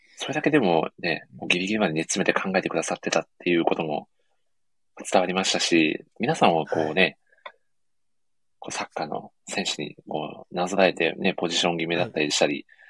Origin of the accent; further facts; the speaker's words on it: Ehime, Japan; 地元の愛媛